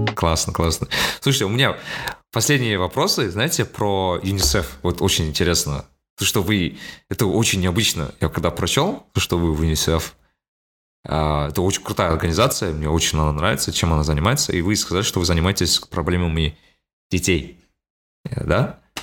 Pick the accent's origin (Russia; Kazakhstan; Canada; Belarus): Kazakhstan; Almaty; я говорю из Алматы